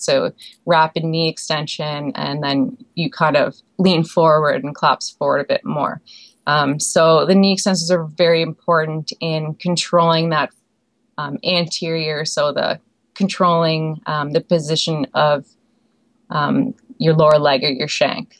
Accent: Prince Edward Island, Canada; moved away as an adult; also born or lived in Alberta; I grew up in Prince Edward Island, Canada

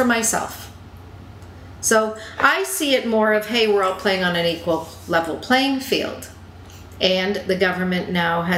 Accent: Canada; as a Canadian

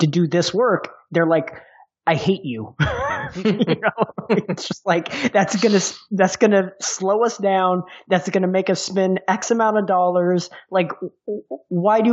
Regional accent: Texas, United States; I'm from Texas

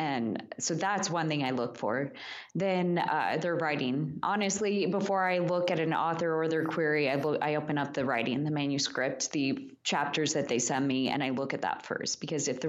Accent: Midwest, United States; also born or lived in Kansas; I'm from the Midwest

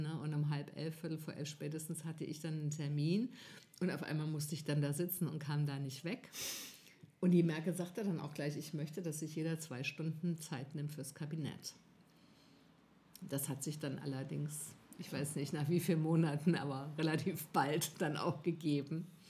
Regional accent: Northern Hesse, Germany; ich komme da nicht her ursprünglich, ich komme aus Nordhessen.

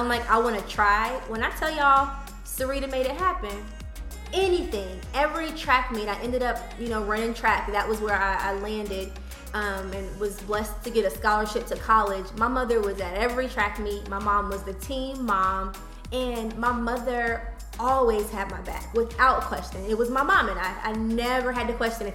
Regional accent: Charlotte, North Carolina, United States; I grew up here in Charlotte

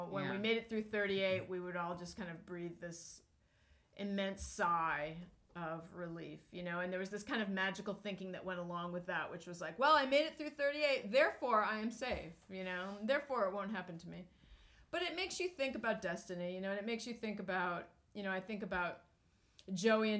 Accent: New Hampshire, United States; we grew up in New Hampshire and on a farm

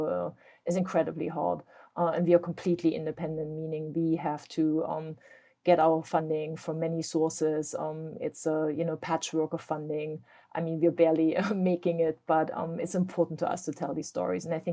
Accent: East Germany, Germany; now in United States; I grew up in East Germany

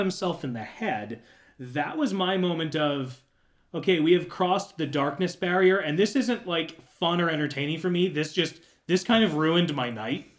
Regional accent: Florida, United States; moved away as an adult; now in Tennessee, United States; growing up in Florida

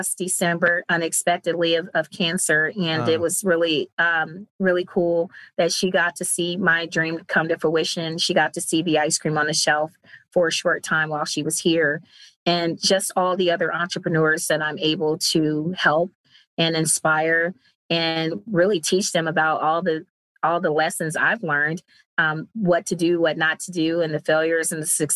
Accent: Cleveland, Ohio, United States; moved away; I'm originally from Cleveland, Ohio

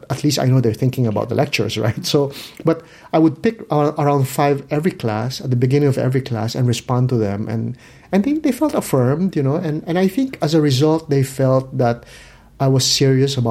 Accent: Philippines; I come from the Philippines.

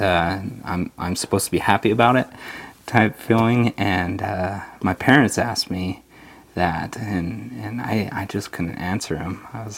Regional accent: Layton, Utah, United States; also born or lived in Provo, Utah; now in Kaysville, United States; I was born in Provo. Okay. And I moved up when I was about 4 to Layton, Utah.

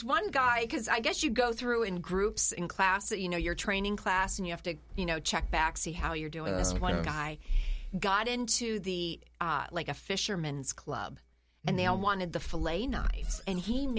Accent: Canton, Ohio, United States; I'm from Canton, Ohio.

